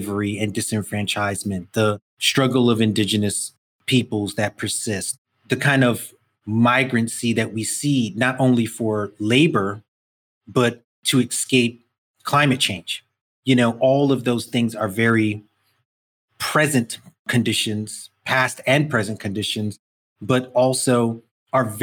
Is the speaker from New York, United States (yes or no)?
yes; New York City, New York, United States; I grew up in Brooklyn, 70s and 80s, it's glass, concrete, you know, like just an urban environment